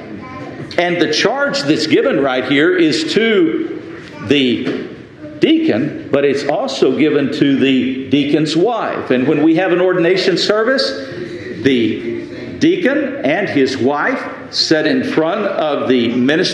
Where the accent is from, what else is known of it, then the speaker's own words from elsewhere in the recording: Lubbock, Texas, United States; moved away as an adult; the church that I grew up in Lubbock, Texas